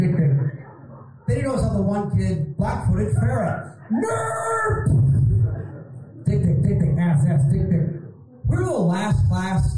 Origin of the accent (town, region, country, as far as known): Baltimore, Maryland, United States; born or raised there